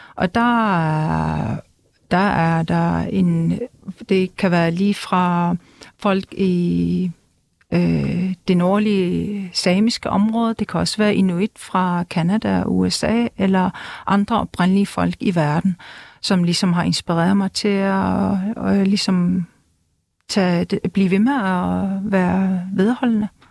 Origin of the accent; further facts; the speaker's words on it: Greenland; first language Greenlandic; Danish is a second language; jeg talte grønlandsk med min familie og venner